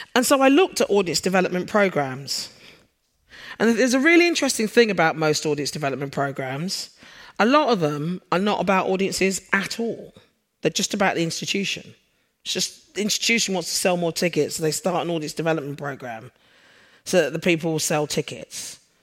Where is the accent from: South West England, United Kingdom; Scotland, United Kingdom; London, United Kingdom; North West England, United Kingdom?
London, United Kingdom; now in Sheffield, United Kingdom; for those of you who are familiar with the accent, I'm a Londoner. I moved up north.